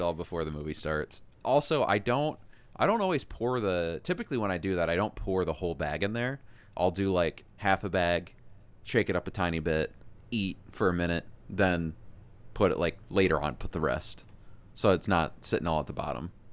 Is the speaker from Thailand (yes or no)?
no; Iowa, United States; growing up in Iowa